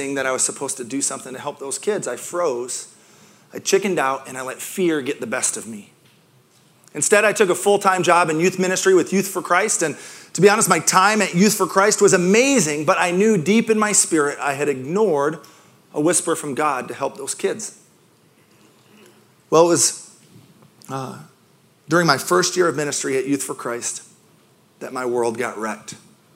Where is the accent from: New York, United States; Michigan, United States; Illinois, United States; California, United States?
Michigan, United States; Grand Rapids; I grew up in Grand Rapids, Michigan, which is about as much in a bubble as you can get